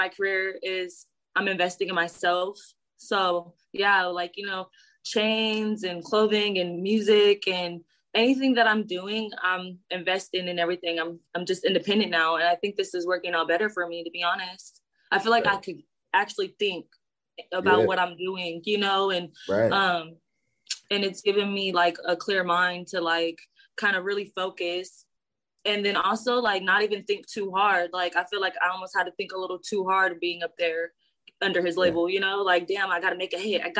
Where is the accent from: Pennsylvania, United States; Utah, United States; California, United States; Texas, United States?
California, United States; San Diego; I am from San Diego.